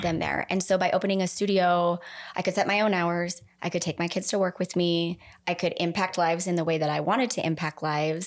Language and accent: English; Idaho Falls, Idaho, United States; I grew up here. I grew up in Idaho Falls.